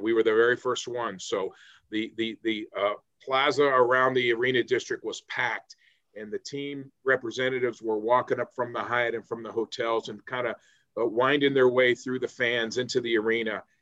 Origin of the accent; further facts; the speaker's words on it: Cincinnati, Ohio, United States; moved away as an adult; also born or lived in Pittsburgh; now in Columbus, United States; I grew up born in Cincinnati, grew up a Reds fan